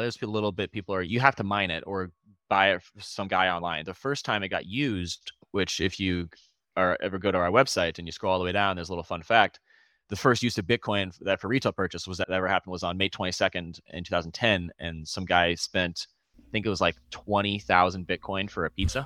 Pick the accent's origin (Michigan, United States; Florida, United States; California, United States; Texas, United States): Florida, United States; also born or lived in Boston; I moved back home. I'm from Florida. I was in Boston. I moved back home last year